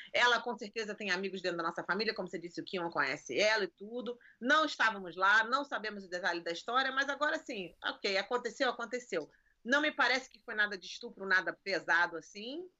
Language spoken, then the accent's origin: Portuguese; Rio de Janeiro, Brazil; now in United States; Eu nasci e cresci em Copacabana